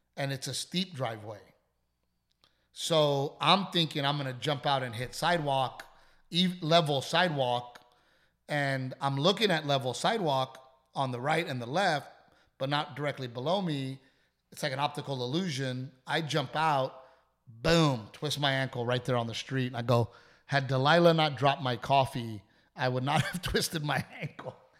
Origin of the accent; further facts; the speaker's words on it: Texas, United States; I'm a Texan, and I love being a Texan